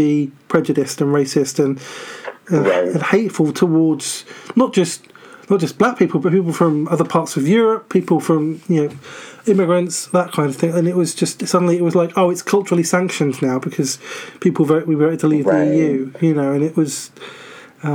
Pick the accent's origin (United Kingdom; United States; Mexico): United Kingdom; as a British person